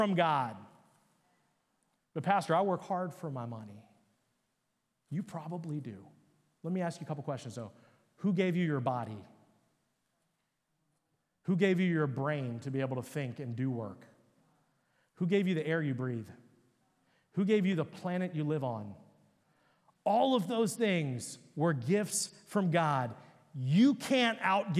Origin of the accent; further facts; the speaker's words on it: Upper Marlboro, Maryland, United States; I was a little Hindu Indian kid, you know, growing up in Upper Marlboro, Maryland.